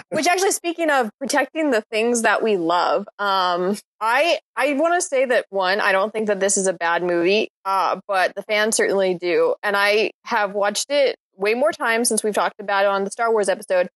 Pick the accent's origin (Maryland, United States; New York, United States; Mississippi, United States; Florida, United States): Mississippi, United States; a small town on the coast of; I'm from the South, and I am from a small town on the coast of Mississippi.